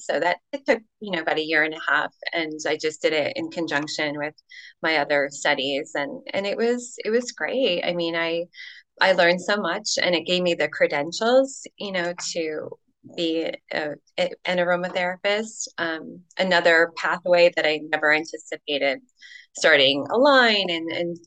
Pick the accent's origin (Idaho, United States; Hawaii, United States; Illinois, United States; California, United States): Illinois, United States; I come from Illinois, the Midwest.